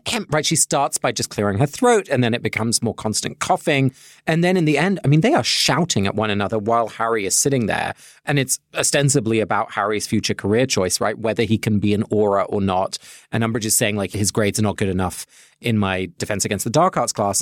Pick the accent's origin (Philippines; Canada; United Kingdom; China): United Kingdom; England; now in Cambridge, United States; my family is Dutch, even though I grew up in England